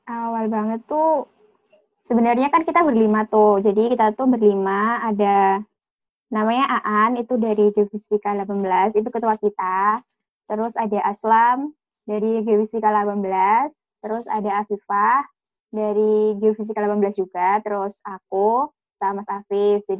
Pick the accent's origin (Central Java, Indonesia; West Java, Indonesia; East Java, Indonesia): East Java, Indonesia; Pacitan; Aku di Pacitan, Jawa Timur.